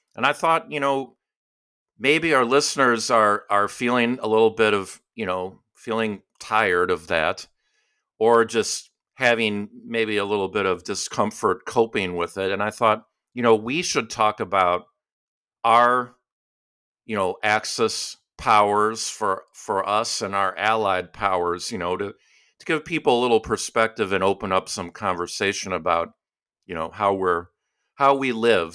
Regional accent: Chicago, Illinois, United States; moved away as an adult; now in Virginia, United States; I'm from Chicago, even though I've lived in Virginia for fourteen years

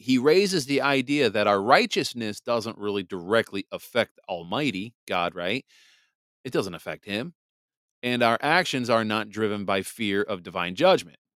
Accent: Wisconsin, United States; moved away as an adult; also born or lived in New Jersey; now in Michigan, United States; Wisconsin is my home state. you know, I, I grew up in Wisconsin. I mean, I also grew up in New Jersey too

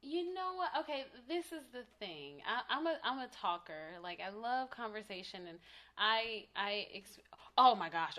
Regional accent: Tallahassee, Florida, United States; now in Los Angeles, United States; I am from Tallahassee, Florida

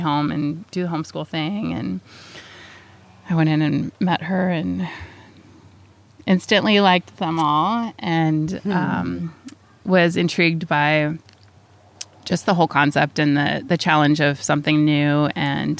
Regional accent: United States; now in Los Osos, United States; I moved from the Tahoe area where I'm from down here.

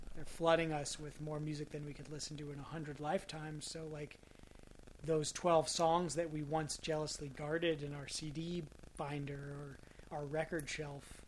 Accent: Marin, California, United States; growing up in Marin with the you know left wing rhetoric

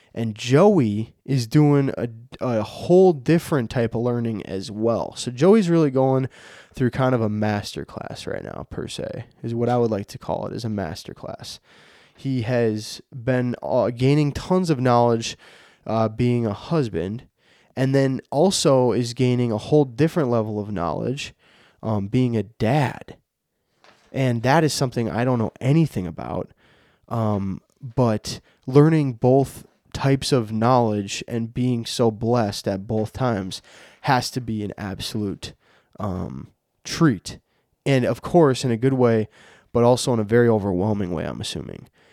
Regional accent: Minnesota, United States; I'm from Minnesota

